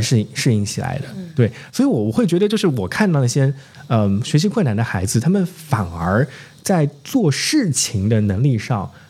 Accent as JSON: {"language": "Chinese", "region": "Zhejiang", "country": "China", "moved": "yes", "said": "我们同时都从浙江一个小城市出来的"}